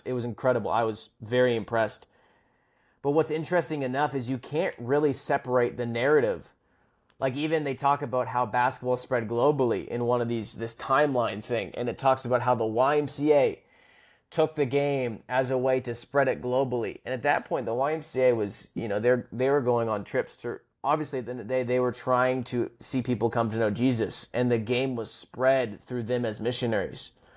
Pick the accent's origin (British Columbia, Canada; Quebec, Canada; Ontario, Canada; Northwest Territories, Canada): British Columbia, Canada; Vancouver; I'm from the West Coast, which Vancouver